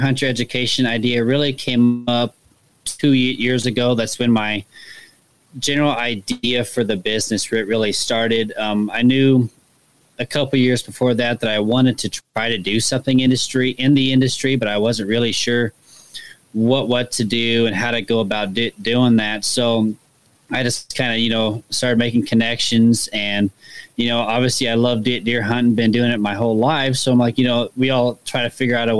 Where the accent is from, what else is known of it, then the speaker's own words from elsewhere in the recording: Kansas City, Missouri, United States; I'm from Kansas City, Missouri, so I'm here in the Midwest.